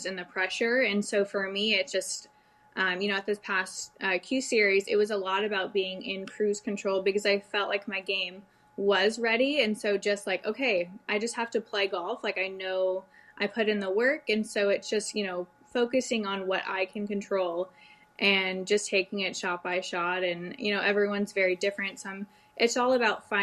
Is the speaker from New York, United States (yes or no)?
no; Dallas, Texas, United States; also born or lived in Canada; I grew up in the Dallas area. My parents had moved down for work